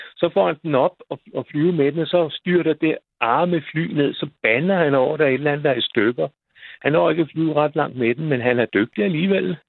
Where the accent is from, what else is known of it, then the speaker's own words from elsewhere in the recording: Roskilde, Zealand, Denmark; moved away; deroppe, hvor jeg kommer fra